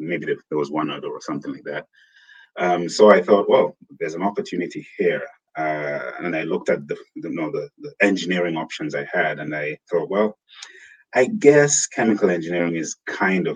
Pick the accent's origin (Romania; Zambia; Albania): Zambia; moved away as an adult; also born or lived in United Kingdom / Tanzania; now in Silicon Valley, United States; I was born and raised in Zambia.